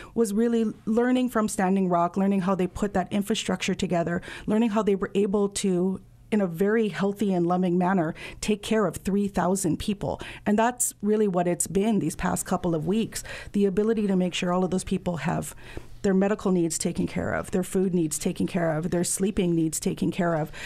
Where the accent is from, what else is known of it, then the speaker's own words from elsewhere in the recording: Hawaii, United States; as a Hawaiian community